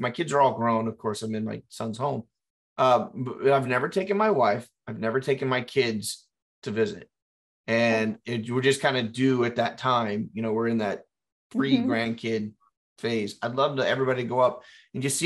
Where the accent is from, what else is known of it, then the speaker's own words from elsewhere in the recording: Texas, United States; now in Florida, United States; I'm originally from Texas.